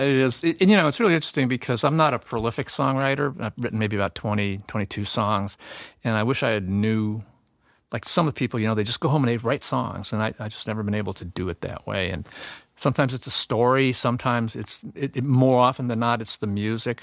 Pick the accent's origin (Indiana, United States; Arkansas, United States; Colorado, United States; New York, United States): Indiana, United States; Northwest; I'm from Northwest Indiana